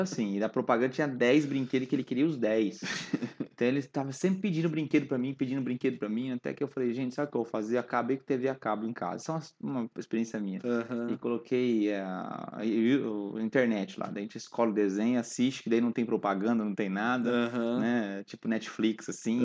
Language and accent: Portuguese; Londrina, Paraná, Brazil; nasci na presbiteriana independente, aqui em Londrina mesmo